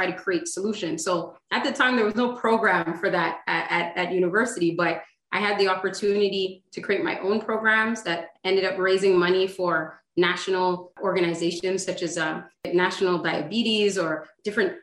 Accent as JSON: {"language": "English", "town": "Montreal", "region": "Quebec", "country": "Canada", "tie": "born or raised there", "said": "I grew up in Montreal with a brother and a sister"}